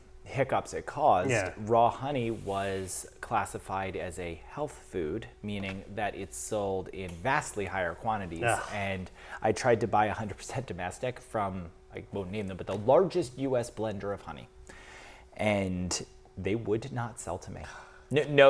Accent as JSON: {"language": "English", "region": "Mid-Atlantic", "country": "United States", "tie": "born or raised there", "also_born_or_lived": "Wisconsin / Vermont", "moved": "as an adult", "lives_now": "St. Albans, Vermont, United States", "said": "I'm originally from the Mid-Atlantic"}